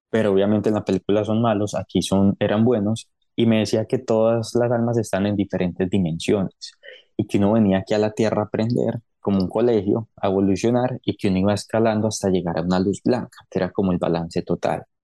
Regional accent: Medellín, Antioquia, Colombia; also born or lived in Cali / Pereira / Miami; yo soy nacido en Cali, yo viví en Cali, Pereira, en Medellín, tiempo en Miami

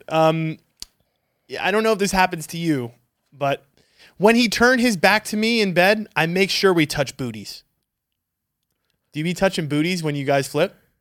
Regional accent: New York, United States; now in Arizona, United States; I was back home from New York

